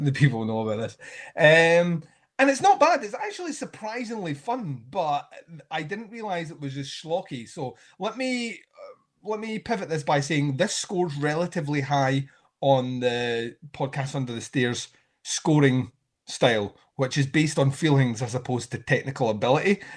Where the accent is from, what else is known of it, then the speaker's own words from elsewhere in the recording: Scotland, United Kingdom; me being Scottish